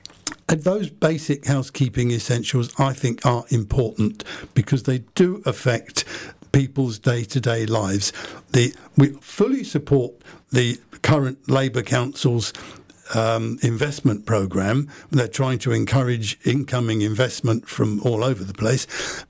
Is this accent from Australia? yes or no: no; Luton, East of England, United Kingdom; I was born and brought up in Luton, born into a very political family.